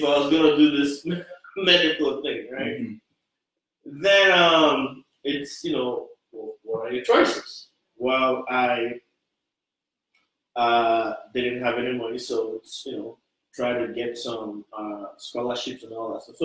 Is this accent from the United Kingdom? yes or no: no; Nigeria; moved away as an adult; now in Austin, United States; I grew up in Nigeria, and in our education system